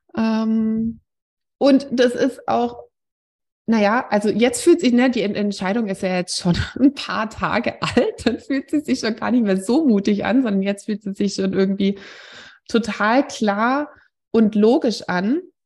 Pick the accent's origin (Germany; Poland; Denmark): Germany; Swabia; now in Wiesbaden, Germany; wir kommen aus einem Nachbardorf vom Schwäbischen Land